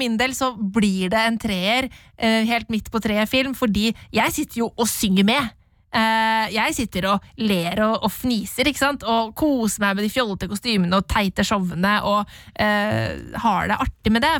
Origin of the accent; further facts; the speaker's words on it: Norway; Vi som nordmenn